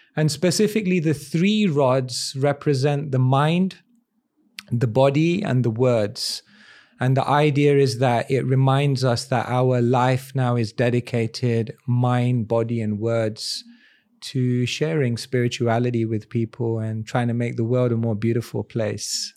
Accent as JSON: {"language": "English", "region": "London", "country": "United Kingdom", "tie": "born or raised there", "said": "born in London in a place called Wembley. And, uh, quite a multicultural place, lots of different people, lot of Indians as well. And I guess growing up, I had both exposure to the Western world"}